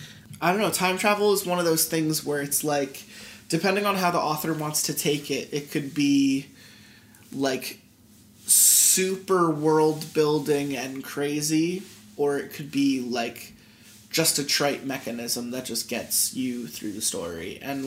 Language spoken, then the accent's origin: English; Philadelphia, Pennsylvania, United States; I'm from Philly, you know?